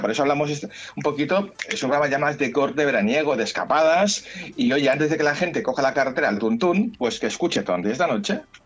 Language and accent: Spanish; Catalonia, Spain; como catalán que soy